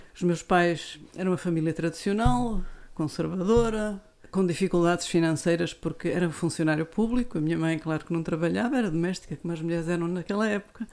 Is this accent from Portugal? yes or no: yes; Viana do Castelo, Norte, Portugal; also born or lived in Lisbon; eu cresci em Viana